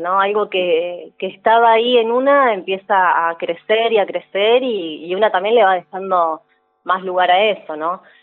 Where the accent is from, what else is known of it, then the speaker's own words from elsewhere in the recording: Neuquén, Argentina; moved away as an adult; also born or lived in Buenos Aires; Yo soy neuquina, así que yo volví en mi caso